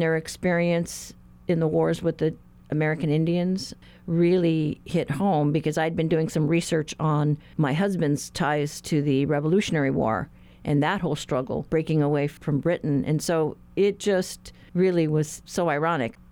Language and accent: English; Guam; I'm from Guam